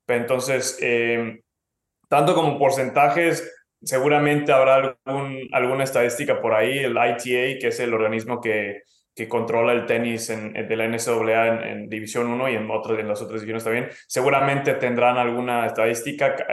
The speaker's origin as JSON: {"language": "Spanish", "country": "Mexico", "moved": "yes", "lives_now": "California, United States", "said": "me fui de México y estaba en otro país con otro idioma"}